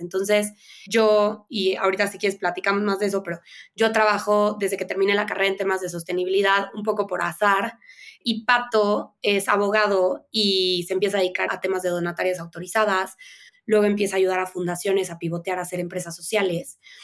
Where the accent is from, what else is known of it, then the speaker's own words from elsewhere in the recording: Veracruz, Mexico; moved away as an adult; also born or lived in Mexico City; yo crecí en Veracruz